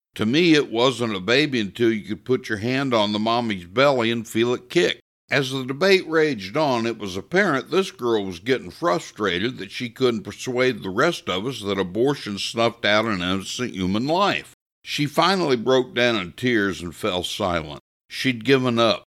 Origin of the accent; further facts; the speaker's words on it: Missouri, United States; I grew up here in Missouri in the sixties and seventies